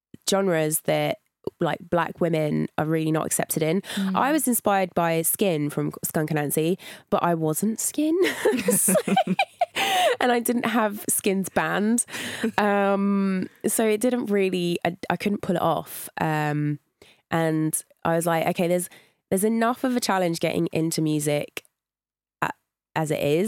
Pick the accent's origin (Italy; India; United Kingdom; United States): United Kingdom; St Albans, East of England; Yeah, that's in Hertfordshire.